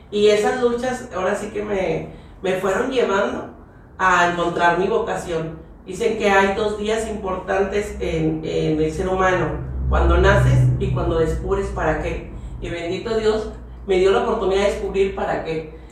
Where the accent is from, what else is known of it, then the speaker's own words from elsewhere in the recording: San Nicolás de los Garza, Nuevo León, Mexico; now in Pesquería, Mexico; Mira, yo soy originaria de San Nicolás de los Garza, pero me llevó ahora sí la vida a vivir a Pesquería Nuevo León, soy hija adoptiva de Pesquería Nuevo León